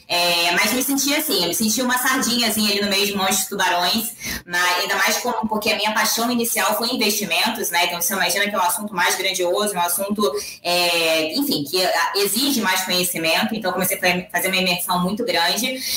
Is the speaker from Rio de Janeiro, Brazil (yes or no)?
yes; Rio de Janeiro, Brazil; moved away as an adult; now in São Paulo, Brazil; eu vim do Rio de Janeiro, sou carioca, né? Então eu sou, sou conterrânea. Hoje eu moro em São Paulo, estou há quatro anos aqui.